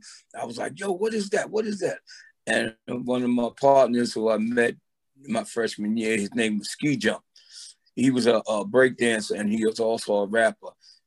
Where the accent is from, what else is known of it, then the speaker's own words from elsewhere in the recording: New York City, New York, United States; also born or lived in Roosevelt Island, New York; Originally from Brooklyn, New York.